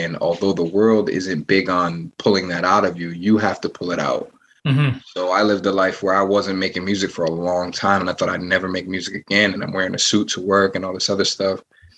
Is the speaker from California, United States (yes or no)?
no; Providence, Rhode Island, United States; Most of my life has been spent in Providence. I was born in Providence, went to school in Providence.